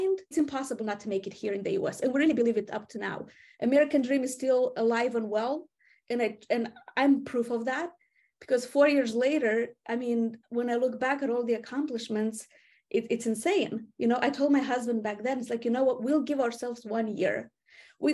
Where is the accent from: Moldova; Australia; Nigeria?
Moldova; accent: Eastern European; English is a second language; moved away as an adult; now in United States; I do come from Moldova. This is a small country in Eastern Europe